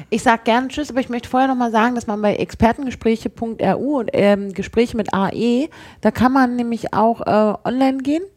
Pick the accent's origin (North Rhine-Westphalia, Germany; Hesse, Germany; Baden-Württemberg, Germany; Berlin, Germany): Berlin, Germany; als Berliner